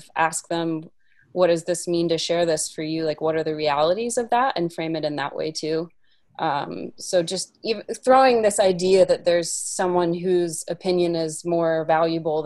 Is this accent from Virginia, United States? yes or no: yes; Appalachia, Virginia, United States; A lot of my work also is based in Appalachia, where I grew up in Virginia